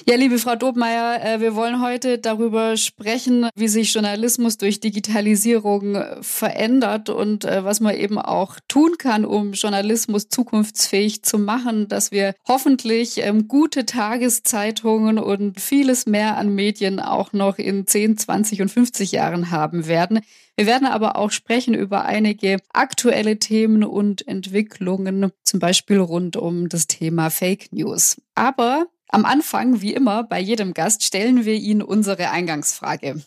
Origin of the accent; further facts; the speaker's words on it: Swabia, Germany; accent: Swabian; ich bin Schwäbin, ich kann Schwäbisch